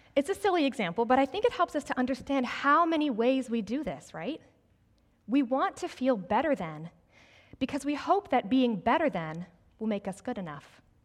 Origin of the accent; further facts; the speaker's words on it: Greenville, South Carolina, United States; also born or lived in New Jersey; I grew up in the South, actually right here in Greenville